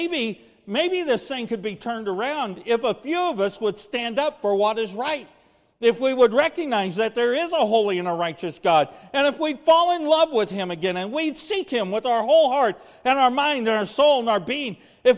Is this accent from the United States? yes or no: yes; United States; as an American